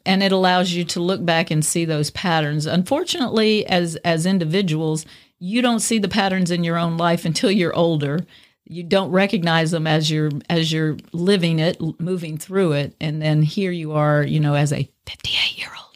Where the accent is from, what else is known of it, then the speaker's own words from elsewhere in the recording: Cajun, Louisiana, United States; I'm a Cajun woman